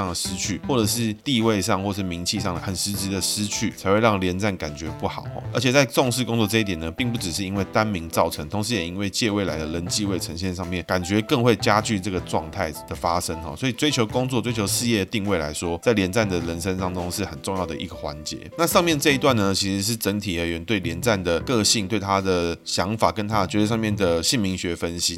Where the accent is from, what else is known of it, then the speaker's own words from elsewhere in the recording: Taiwan; 我在台湾出生，爸爸妈妈也是台湾出生